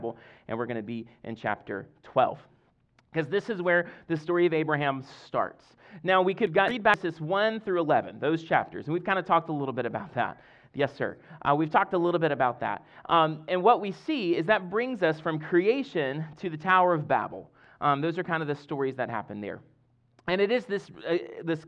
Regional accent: Deep South Mississippi, United States; now in Fredericksburg, United States; I grew up in Deep South Mississippi

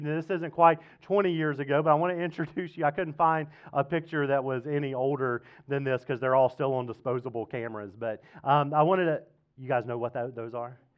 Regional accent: Mississippi, United States; now in Fredericksburg, United States; growing up in Mississippi

